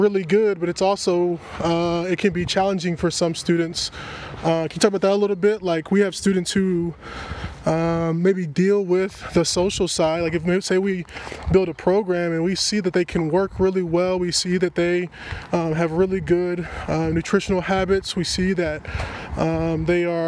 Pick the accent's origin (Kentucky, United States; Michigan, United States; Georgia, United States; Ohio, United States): Kentucky, United States; also born or lived in Kansas City; now in Coeur d'Alene, United States; When I moved from Kentucky, where I'm originally from, to Kansas City